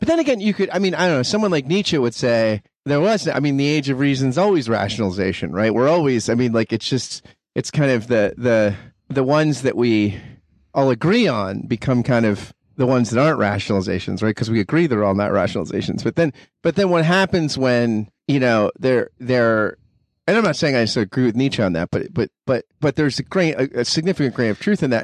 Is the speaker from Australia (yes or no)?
no; United States; as an American